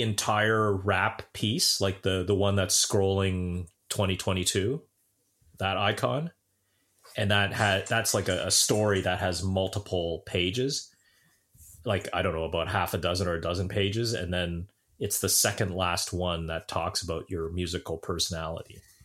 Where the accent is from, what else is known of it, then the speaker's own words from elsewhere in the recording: Brampton, Ontario, Canada; I'm from Brampton.